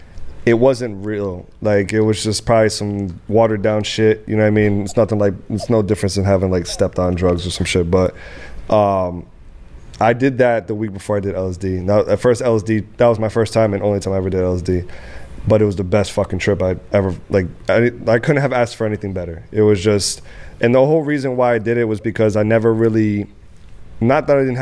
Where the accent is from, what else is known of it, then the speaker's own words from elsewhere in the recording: Dominican Republic; I'm from Dominican Republic, so that's mm-hmm. what we fucking grew up on. But in my family, old school Dominican